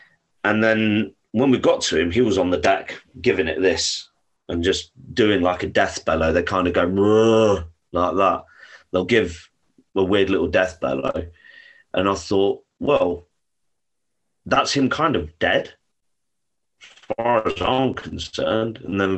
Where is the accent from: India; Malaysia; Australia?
India; A, because I'm Indian, and B, I work like a torpedo.